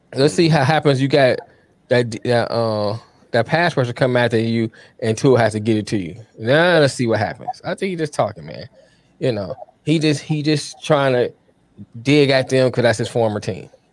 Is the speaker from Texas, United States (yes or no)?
no; Detroit, Michigan, United States; I went to Detroit public schools.